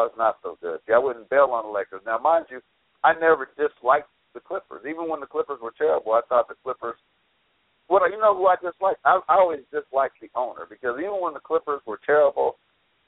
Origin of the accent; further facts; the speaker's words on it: Los Angeles, California, United States; I was raised in L.A.